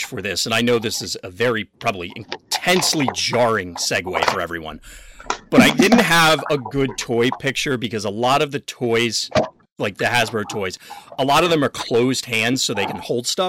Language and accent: English; United States; I'm an American